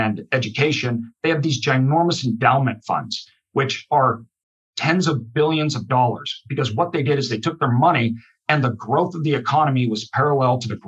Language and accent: English; Idaho, United States; I'm from Idaho. The vast majority of our state is wilderness.